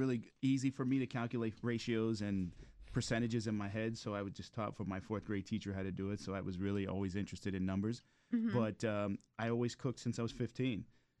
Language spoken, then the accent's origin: English; Miami, Florida, United States; moved away; also born or lived in New York; I'm from Miami. My grandmother's Cuban. I lived in Cayocho in Miami, 8th Avenue. But Miami's like home for me.